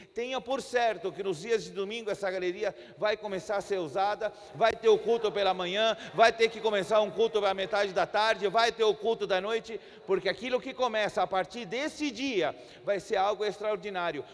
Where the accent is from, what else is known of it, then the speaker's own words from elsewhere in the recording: Chile; Portuguese is a second language; also born or lived in Brazil / Santiago, Chile; somos nascidos no Chile. Chile e moramos alguns anos aqui no Brasil, mas já fazem 12 anos que nós estamos de volta no nosso país.